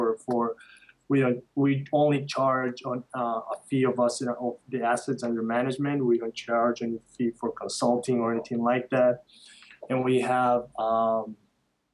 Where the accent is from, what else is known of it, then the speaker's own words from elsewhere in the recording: Quito, Pichincha, Ecuador; moved away; I was born and raised in the north side of Quito, and I love Ecuador.